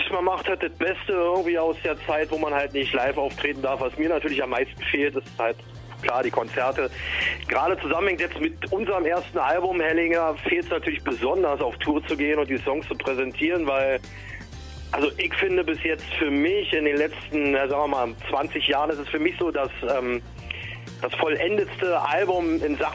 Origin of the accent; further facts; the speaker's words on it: Berlin, Germany; Aber ich bin natürlich im West-Berlin groß geworden mit den 70er, 80er, 90ern Rock